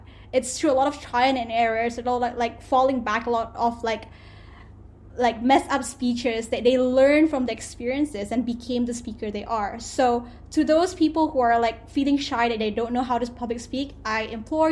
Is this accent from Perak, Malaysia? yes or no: no; Selangor, Malaysia; moved away as an adult; also born or lived in Kuala Terengganu, Malaysia / London, United Kingdom / Philadelphia, United States; I went to a boarding school in Kuala Terengganu, and I'm originally from Selangor